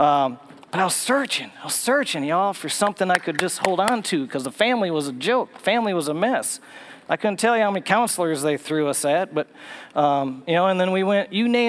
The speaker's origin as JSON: {"language": "English", "region": "Minnesota", "country": "United States", "tie": "born or raised there", "moved": "as an adult", "lives_now": "Tennessee, United States", "said": "I grew up in Minnesota"}